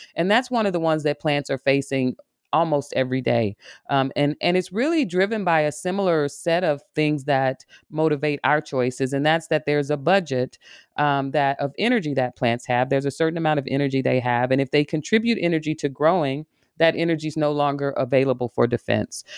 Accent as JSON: {"language": "English", "region": "Arkansas", "country": "United States", "tie": "born or raised there", "moved": "yes", "lives_now": "Michigan, United States", "said": "I'm a, a woman from the South. I grew up in Arkansas"}